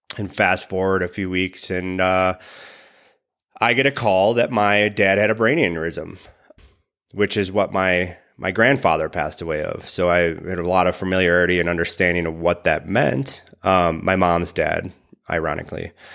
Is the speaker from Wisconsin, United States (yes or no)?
yes; Wisconsin, United States; I grew up in Wisconsin